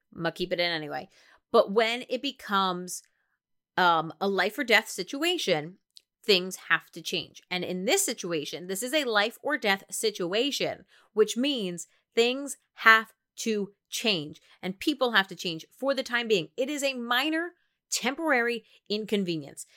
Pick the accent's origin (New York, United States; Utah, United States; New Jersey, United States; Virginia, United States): New Jersey, United States; I'm from New Jersey